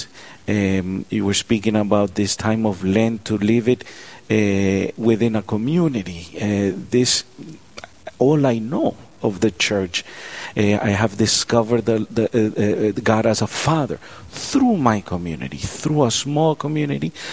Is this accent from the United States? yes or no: yes; Miami, Florida, United States; moved away as an adult; We grew up in Florida, Miami, Florida